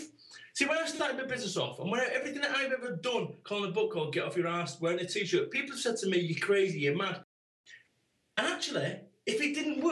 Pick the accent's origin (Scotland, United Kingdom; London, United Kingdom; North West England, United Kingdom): North West England, United Kingdom; Manchester; I am from Manchester.